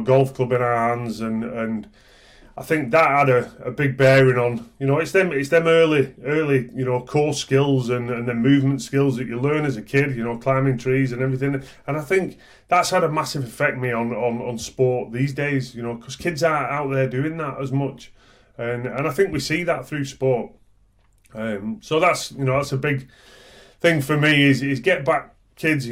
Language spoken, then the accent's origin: English; Oldham, North West England, United Kingdom; I grew up in Oldham, so we used to go watching Oldham rugby